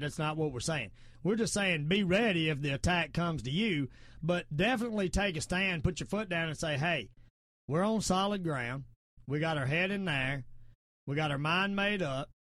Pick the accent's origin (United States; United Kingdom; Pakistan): United States; the South; accent: southern; I sound my southern accent